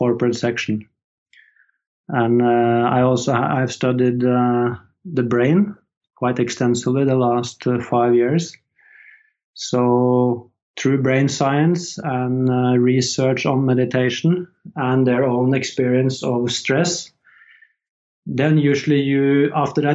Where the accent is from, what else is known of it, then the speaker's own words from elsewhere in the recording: Horten, Vestfold, Norway; moved away as an adult; I just moved back to my hometown, Horten, with my wife